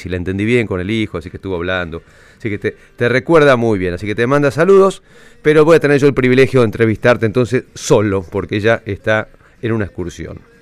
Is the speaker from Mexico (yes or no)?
no; Buenos Aires, Argentina; no soy de Boedo, sino yo soy de Palermo